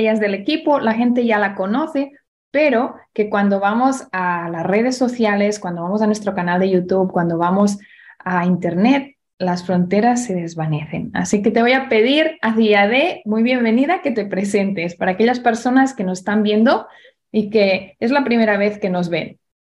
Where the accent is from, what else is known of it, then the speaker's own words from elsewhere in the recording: Barcelona, Catalonia, Spain; en España, en Barcelona, donde yo nací